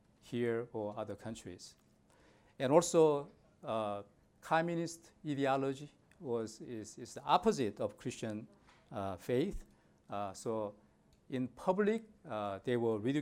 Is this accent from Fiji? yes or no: no; South Korea; moved away as an adult; now in United States; I grew up in South Korea